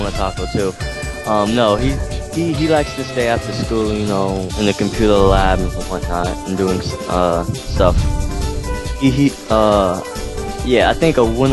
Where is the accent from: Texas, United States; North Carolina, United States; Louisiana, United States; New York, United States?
New York, United States; New York City; I'm here from New York City.